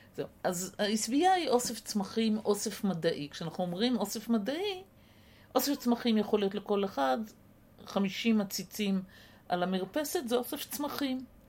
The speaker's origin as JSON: {"language": "Hebrew", "country": "Israel", "tie": "born or raised there", "said": "הקיבוץ שגדלתי בו"}